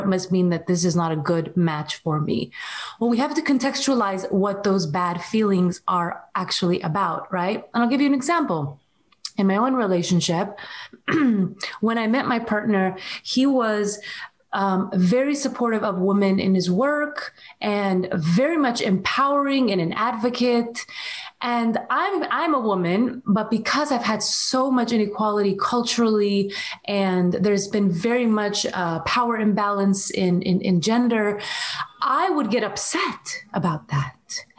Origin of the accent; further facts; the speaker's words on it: Syria; also born or lived in Saudi Arabia; That was something that was very challenging where we were growing up in Syria and in Saudi Arabia.